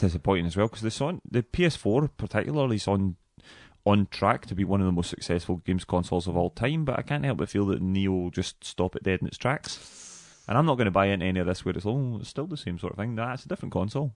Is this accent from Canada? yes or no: no; Dumbarton, Scotland, United Kingdom; I'm from Dumbarton